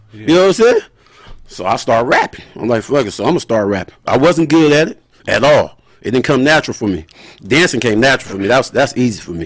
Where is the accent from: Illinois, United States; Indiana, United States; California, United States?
California, United States; Moreno Valley; I'm from Reno Valley, California. But I rep the whole IE